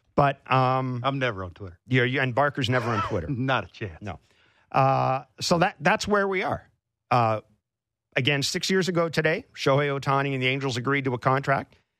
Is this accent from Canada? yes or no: yes; Canada; as a Canadian sports journalist and as a Canadian sports fan